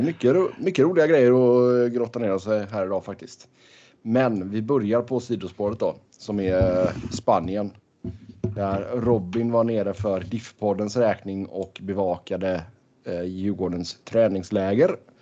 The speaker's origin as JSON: {"language": "Swedish", "country": "Sweden", "moved": "yes", "said": "hemma i Sverige"}